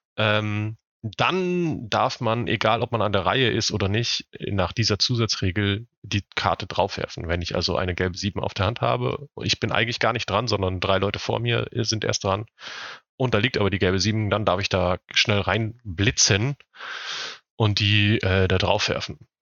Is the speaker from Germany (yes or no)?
yes; Northern Germany, Germany; ich komme auch nicht aus Süddeutschland. Also es gibt keine, keine Brauhaus, Wirtshaus, Biergartenkultur in Norddeutschland